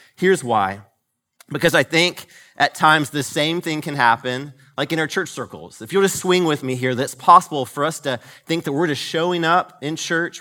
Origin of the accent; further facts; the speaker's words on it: Marietta, Georgia, United States; I grew up in the Marietta, Georgia area, went to a, a college there called Kennesaw State University.